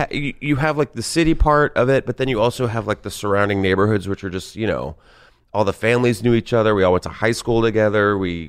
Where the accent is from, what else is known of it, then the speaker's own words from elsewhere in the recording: San Antonio, Texas, United States; moved away; I grew up in San Antonio, Texas.